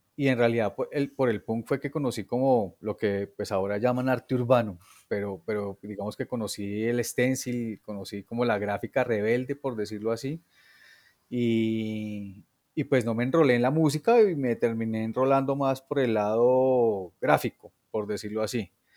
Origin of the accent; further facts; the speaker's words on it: Bogotá, Colombia; yo nací en Bogotá.